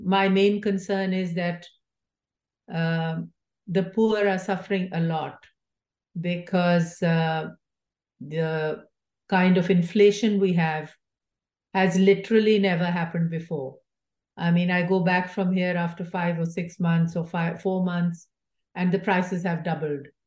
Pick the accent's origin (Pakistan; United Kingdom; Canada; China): Pakistan; now in United States